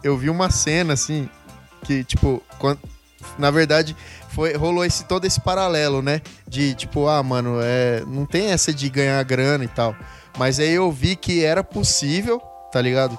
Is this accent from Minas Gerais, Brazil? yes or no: no; Campo Grande, Mato Grosso do Sul, Brazil; now in São Paulo, Brazil; Sou campo-grandense, sul-mato-grossense. Hoje em dia moro em São Paulo